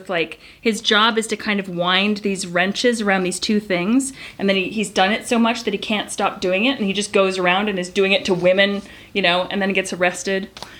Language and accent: English; Canada; I was born in Canada.